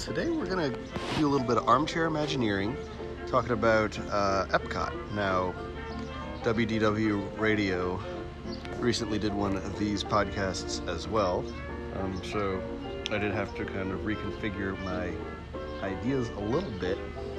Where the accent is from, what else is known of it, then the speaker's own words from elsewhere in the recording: New Orleans, Louisiana, United States; I am from New Orleans